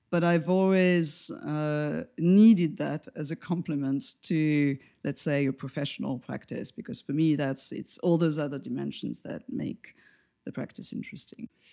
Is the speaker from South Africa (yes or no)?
no; France; accent: French; English is a second language; moved away as an adult; now in New York, United States; where I come from geographically is from France, as everybody will probably guess, for my accent